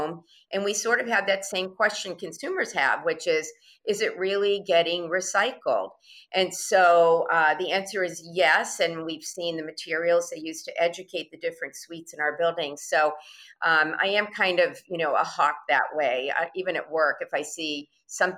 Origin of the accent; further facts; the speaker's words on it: Massachusetts, United States; I grew up in Massachusetts